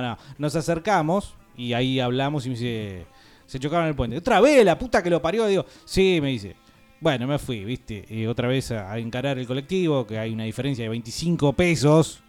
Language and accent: Spanish; Argentina; somos los argentinos